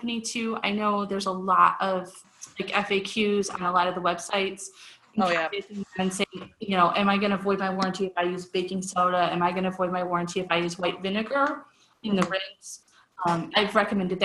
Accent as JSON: {"language": "English", "town": "Cleveland", "region": "Ohio", "country": "United States", "said": "I'm from Cleveland, so I'm kind of loud, and big Italian family"}